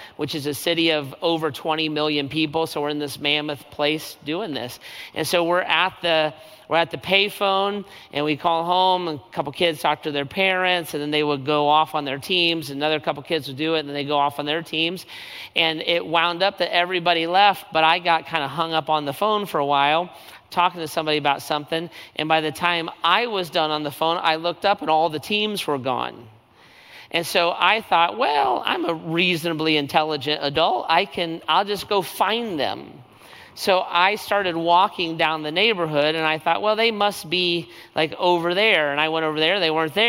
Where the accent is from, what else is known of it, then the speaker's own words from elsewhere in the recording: United States; I'm an American. I flew down from the United States